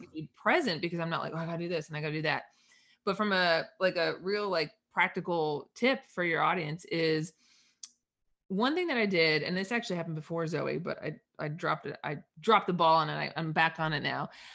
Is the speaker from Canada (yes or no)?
yes; East Coast, Canada; I'm Canadian up, up north